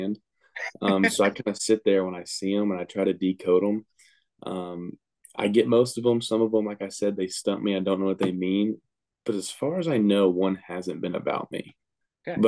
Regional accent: Texas, United States; football around here is a big thing. I'm from a small town

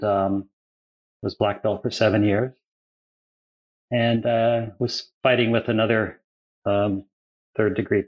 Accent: Owen Sound, Ontario, Canada; I was born in Ontario in a place called Owen Sound

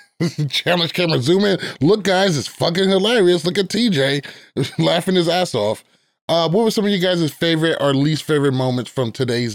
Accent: New York, United States; In a polite way. I'm a New Yorker.

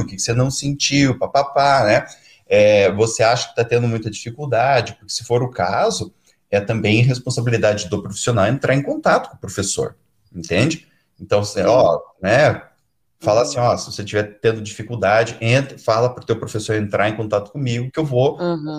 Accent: Curitiba, Paraná, Brazil; que nem a gente diz aqui em Curitiba

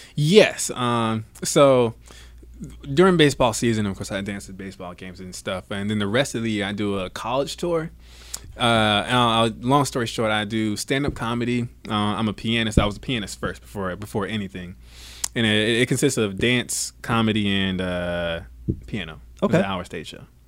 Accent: Savannah, Georgia, United States; also born or lived in Bradenton, Florida / Atlanta, Georgia; Born in Bradenton, Florida, raised in Savannah, Georgia. Then I moved to right outside of Atlanta

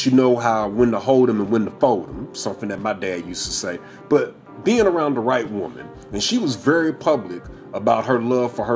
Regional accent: Midwest, United States; I'm from the Midwest. I'm from the Midwest.

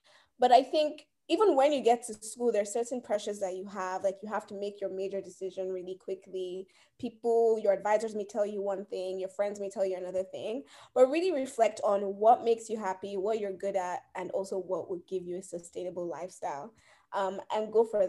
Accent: United States; also born or lived in Nigeria; I was born here. I'm a US citizen, okay. But like I'm Nigerian

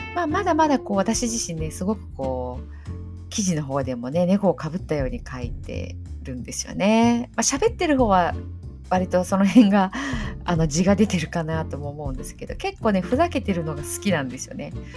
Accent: Okayama, Japan; 地元が岡山

